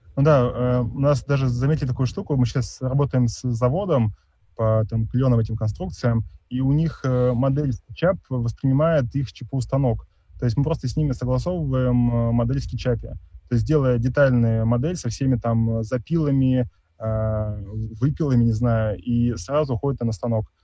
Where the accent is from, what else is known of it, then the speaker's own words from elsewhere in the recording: Tomsk, Tomsk Oblast, Russia; я из Томска